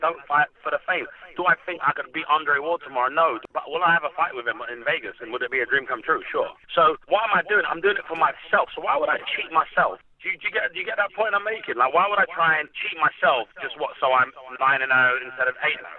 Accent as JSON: {"language": "English", "town": "Hounslow", "region": "London", "country": "United Kingdom", "tie": "born or raised there", "said": "I grew up in Hounslow."}